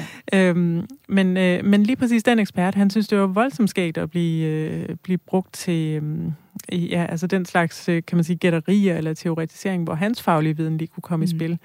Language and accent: Danish; near Rigskov, Central Denmark Region, Denmark; moved away; jeg er selv vokset op øh, nogle kilometer derfra